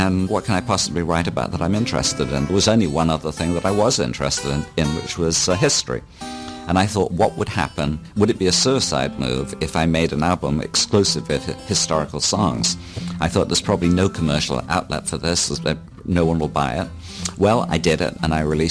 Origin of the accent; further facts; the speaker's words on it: Bournemouth, South West England, United Kingdom; moved away; also born or lived in London; I was in about five local bands in my hometown